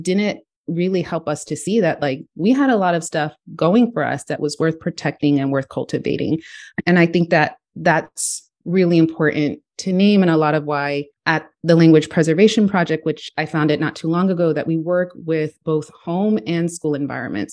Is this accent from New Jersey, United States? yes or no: no; Houston, Texas, United States; I grew up in Texas, in Houston, Texas